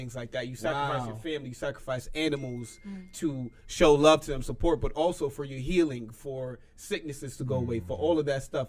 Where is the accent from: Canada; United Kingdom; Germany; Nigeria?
Nigeria; I'm Nigerian as well. Nigerian boy.